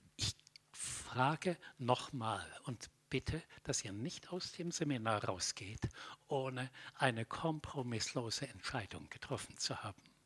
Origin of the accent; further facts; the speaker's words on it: Middle Franconia, Bavaria, Germany; Ich bin aufgewachsen in Mittelfranken in einem Dorf.